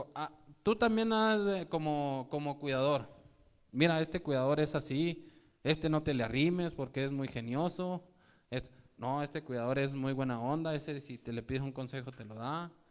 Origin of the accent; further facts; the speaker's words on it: Mexico; traemos una tradición como mexicanos